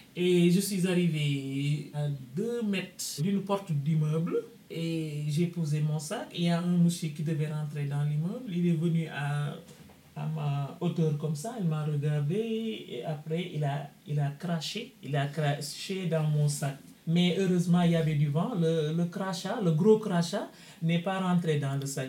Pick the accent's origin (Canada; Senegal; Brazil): Senegal; moved away as an adult; now in Paris, France; je suis du Sénégal